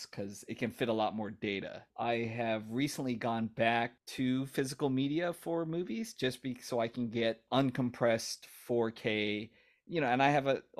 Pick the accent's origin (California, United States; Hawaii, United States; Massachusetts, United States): Hawaii, United States; moved away; also born or lived in Florida; I grew up in Hawaii